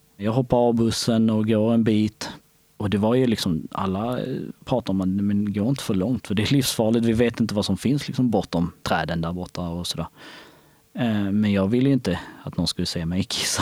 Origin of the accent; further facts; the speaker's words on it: Skåne, Sweden; Swedish is a second language; also born or lived in Kosovo; Jag var framförallt en lycklig påg som vi säger i, hemma i Skåne